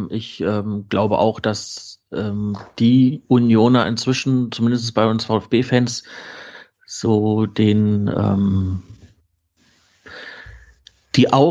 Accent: Berlin, Germany; Und das ist mir als Berliner peinlich.

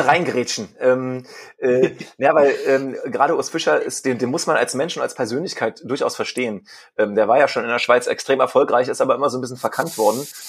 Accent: Brandenburg, Germany; in meiner Kindheit, in den 90er äh, Jahren in Brandenburgischen, wo ich herkomme

